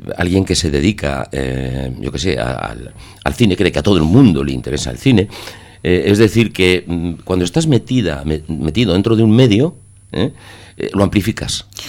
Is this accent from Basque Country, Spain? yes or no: yes; Basque Country, Spain; somos poetas de Vizcaya, poetas de Guipúzcoa y poetas de, de Álava.